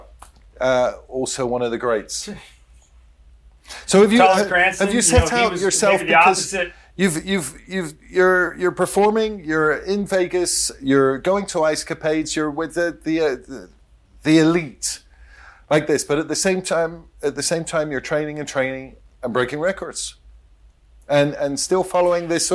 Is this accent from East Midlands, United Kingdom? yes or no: no; Bristol, South West England, United Kingdom; And I'm from Bristol